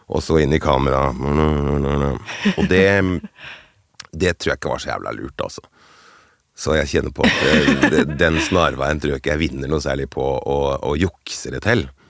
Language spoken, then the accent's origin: Norwegian; Finnmark, Norway; accent: Finnmark dialect; jeg er jo finnmarking. ja, der, der, skal jeg svare ja. Ja, finnmarksdialekt.